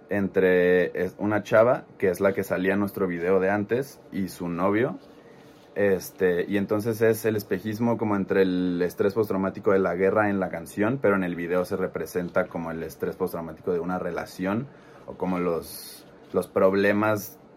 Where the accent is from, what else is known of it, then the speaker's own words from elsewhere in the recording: Guadalajara, Jalisco, Mexico; yo soy de Guadalajara. Pues como somos de México, nos hicimos amigos.